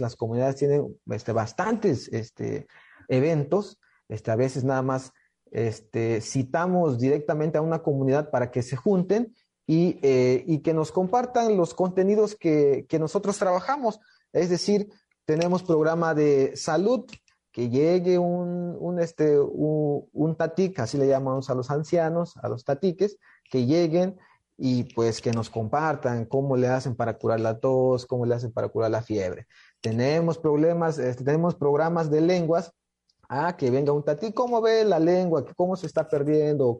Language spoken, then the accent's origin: Spanish; Nuevo Francisco León, Chiapas, Mexico; soy del estado de Chiapas, de una comunidad que se llama Nuevo Francisco León, de la cultura Soque